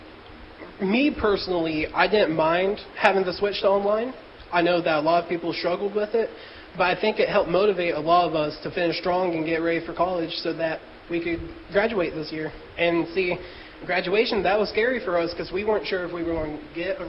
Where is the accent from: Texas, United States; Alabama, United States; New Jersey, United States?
Alabama, United States; Sylacauga; I grew up here in Sylacauga